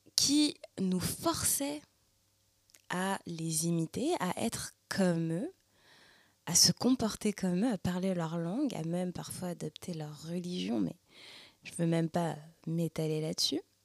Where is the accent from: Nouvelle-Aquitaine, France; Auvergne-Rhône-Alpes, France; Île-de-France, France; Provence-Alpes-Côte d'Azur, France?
Île-de-France, France; Paris suburbs; moved away as an adult; now in Montreal, Canada; née et ayant grandi en France, en banlieue parisienne, et maintenant immigrée à Montréal, au Québec, au Canada